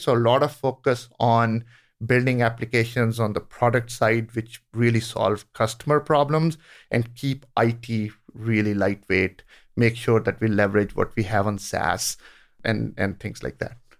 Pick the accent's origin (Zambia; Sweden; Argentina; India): India; moved away; I grew up in India